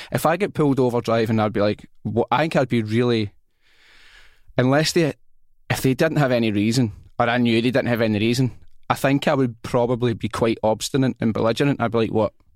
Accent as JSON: {"language": "English", "town": "Glasgow", "region": "Scotland", "country": "United Kingdom", "said": "I'm from Rob Royston"}